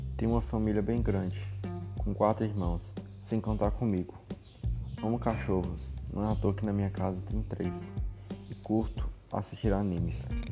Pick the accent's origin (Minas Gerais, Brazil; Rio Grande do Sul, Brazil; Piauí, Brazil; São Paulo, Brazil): Minas Gerais, Brazil; Montes Claros; Nasci em Montes Claros